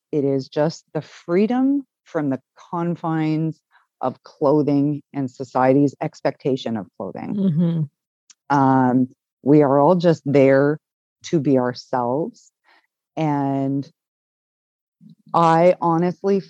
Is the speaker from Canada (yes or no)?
yes; Canada; we're Canadian